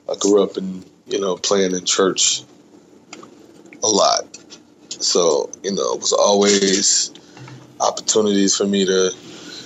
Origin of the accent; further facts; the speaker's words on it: Dallas, Texas, United States; I'm born and raised in Dallas, Texas. So I grew up in that area